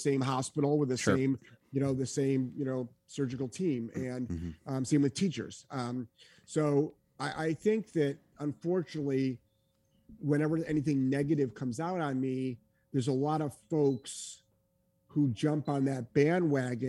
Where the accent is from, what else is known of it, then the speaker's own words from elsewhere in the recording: New England, United States; I'm from New England